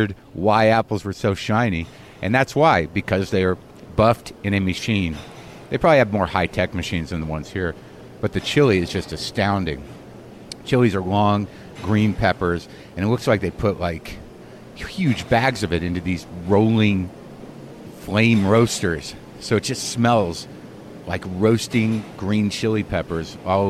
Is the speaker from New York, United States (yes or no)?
no; New Mexico, United States; moved away; my road trip through New Mexico, my home state